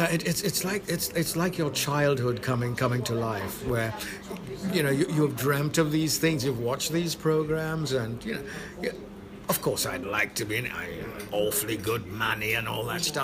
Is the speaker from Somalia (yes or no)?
no; London, United Kingdom; born or raised there; also born or lived in Saint Lucia / West Hampstead, London